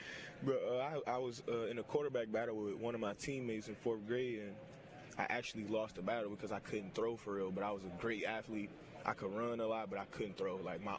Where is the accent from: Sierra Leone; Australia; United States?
United States; Detroit, Michigan; I'm from Detroit, Michigan.